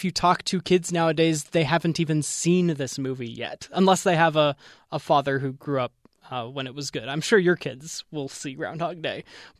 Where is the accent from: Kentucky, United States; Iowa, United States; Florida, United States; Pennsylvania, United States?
Pennsylvania, United States; Look, Jeff, I am from Central Pennsylvania. I went to Gobbler's Knob every February the 2nd to see if he saw his shadow or not.